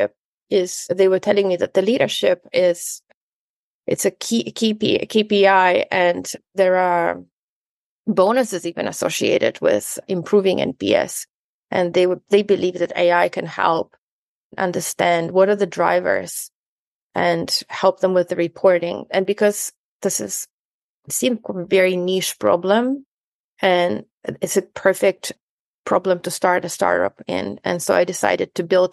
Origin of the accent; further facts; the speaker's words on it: Ukraine; now in New Zealand; I'm originally from Ukraine